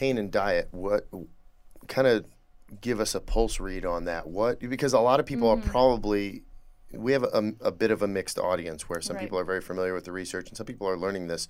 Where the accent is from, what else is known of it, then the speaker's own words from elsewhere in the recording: Michigan, United States; moved away; I'm originally from Michigan, as I hinted at earlier. And it's not that I feel out of place down here, but it's, you know, worlds apart, right?